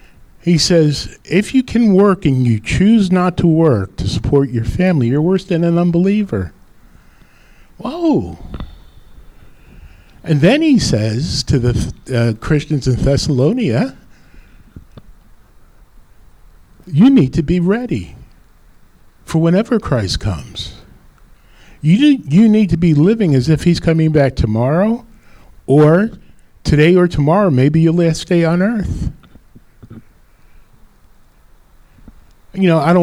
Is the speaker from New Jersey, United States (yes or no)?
yes; Rutherford, New Jersey, United States; I was living up in Rutherford, my hometown